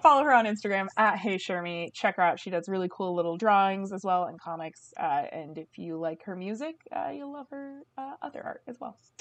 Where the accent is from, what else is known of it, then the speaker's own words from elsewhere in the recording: Bay Area, California, United States; growing up in the Bay Area